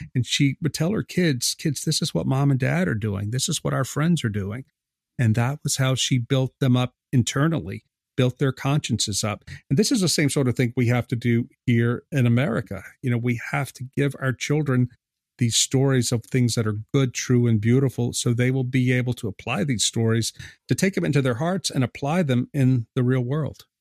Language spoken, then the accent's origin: English; South Louisiana, United States; I'm from South Louisiana. I live here now.